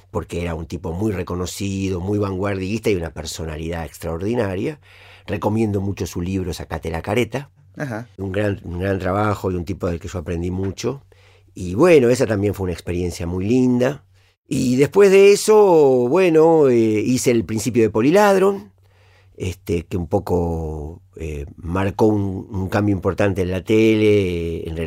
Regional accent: Villa Gesell, Buenos Aires Province, Argentina; en Villa Gesell, en, en mi pueblo.

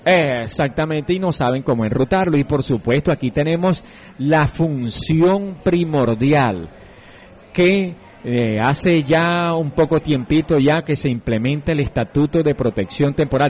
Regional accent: Venezuela; now in Colombia; nosotros como migrantes venezolanos

